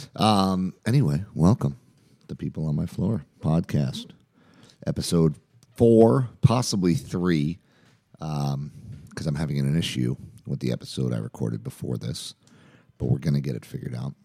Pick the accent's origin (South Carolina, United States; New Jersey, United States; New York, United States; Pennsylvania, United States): New Jersey, United States; Jersey Shore; now in Chapel Hill, United States; where I grew up on the Jersey Shore